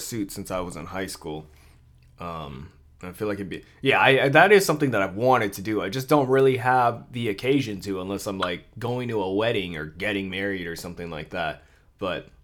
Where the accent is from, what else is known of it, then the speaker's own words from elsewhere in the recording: Philippines; I'm Filipino